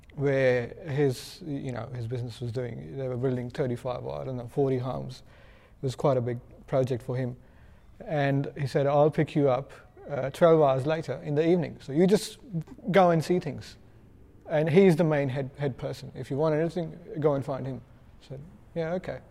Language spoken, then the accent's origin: English; India; I'm from India